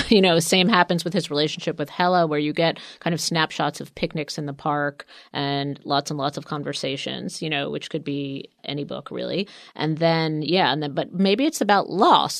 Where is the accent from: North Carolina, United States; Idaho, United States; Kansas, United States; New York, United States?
New York, United States; New York City; I grew up in Queens